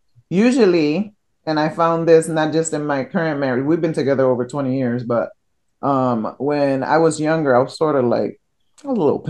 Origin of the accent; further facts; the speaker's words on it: Connecticut, United States; I'm from Connecticut, but it's close enough.